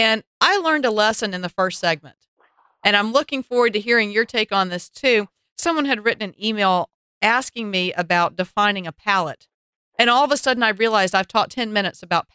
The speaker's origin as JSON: {"language": "English", "region": "the South", "country": "United States", "tie": "born or raised there", "said": "growing up in the South"}